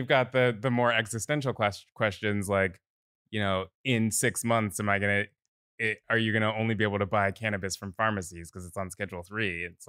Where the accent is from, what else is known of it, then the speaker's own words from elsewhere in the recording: Oakland, California, United States; Yeah, I live 2 miles from where I grew up